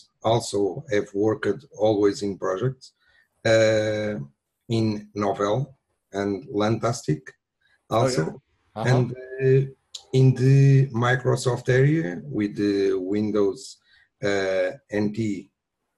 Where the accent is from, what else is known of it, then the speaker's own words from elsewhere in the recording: Lisbon, Portugal; I'm from Portugal, Lisbon